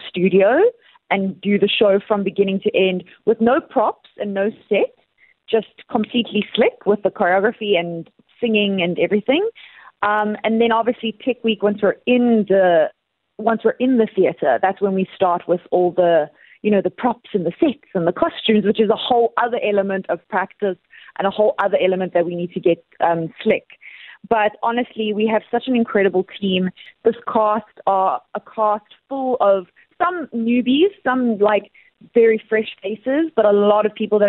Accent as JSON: {"language": "English", "town": "Cape Town", "region": "Western Cape", "country": "South Africa", "tie": "born or raised there", "said": "I've done so many weeks in Cape Town, in my hometown"}